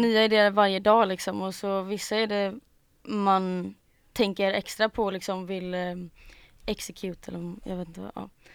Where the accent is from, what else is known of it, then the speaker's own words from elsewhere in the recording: Gothenburg, Västra Götaland, Sweden; also born or lived in Mölndal; jag är från Göteborg, born and raised.